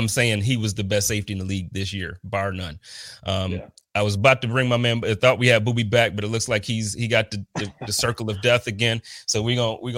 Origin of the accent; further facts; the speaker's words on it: Buffalo, New York, United States; being born and raised in Buffalo